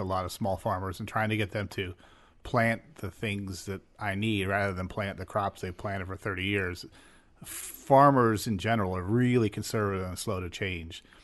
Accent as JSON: {"language": "English", "region": "Western Pennsylvania", "country": "United States", "also_born_or_lived": "San Francisco Bay Area", "moved": "as an adult", "lives_now": "Pittsburgh, United States", "said": "I'm from Western Pennsylvania."}